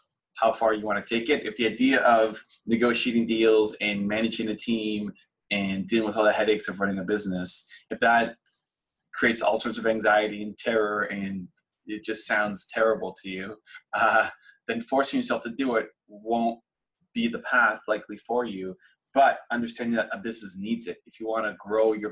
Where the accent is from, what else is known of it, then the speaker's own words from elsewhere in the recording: Toronto, Ontario, Canada; my hometown of Toronto